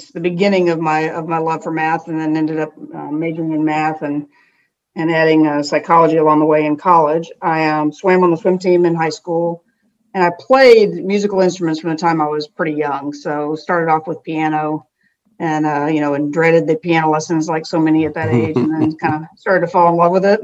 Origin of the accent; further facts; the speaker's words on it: Fort Worth, Texas, United States; I grew up in Fort Worth, Texas